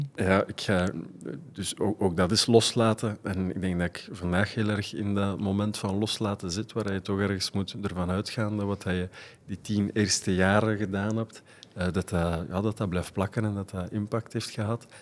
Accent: Leuven, Flanders, Belgium; Mijn vader is ehm, blijven plakken in Leuven. En, dus ik ben van daar afkomstig.

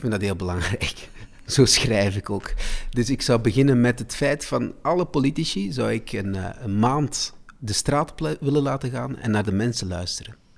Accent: De Klinge, Flanders, Belgium; also born or lived in Salvador da Bahia, Brazil; dat is eigenlijk mijn, mijn, mijn, mijn dorp waar ik ben opgegroeid. Dat is in De Klingen, in het Waasland.

